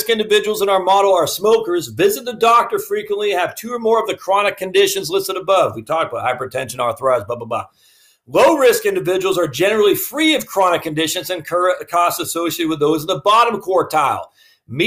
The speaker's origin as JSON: {"language": "English", "region": "Maine", "country": "United States", "said": "I'm from Maine, so we always mess things up on how we pronounce it"}